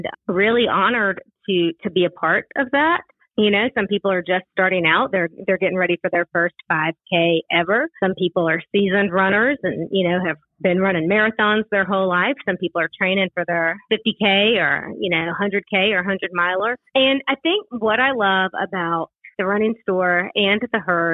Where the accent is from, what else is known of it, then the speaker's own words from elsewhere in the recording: Augusta, Georgia, United States; moved away as an adult; also born or lived in Western North Carolina; now in Asheville, United States; When I was about 5 or so, my folk moved down to Augusta, Georgia